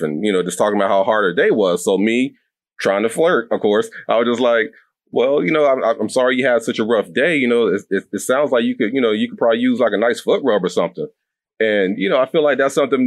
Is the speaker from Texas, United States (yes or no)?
yes; Texas, United States; also born or lived in North Carolina / Tennessee / Georgia; now in Philadelphia, United States; I'm a Southern man to a T, born and raised in Texas. I lived in North Carolina, Tennessee, and Georgia all before coming to Philly.